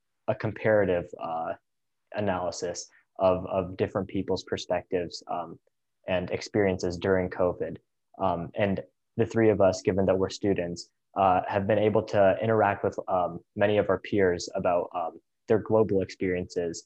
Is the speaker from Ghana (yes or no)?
no; Ohio, United States; I'm from Ohio actually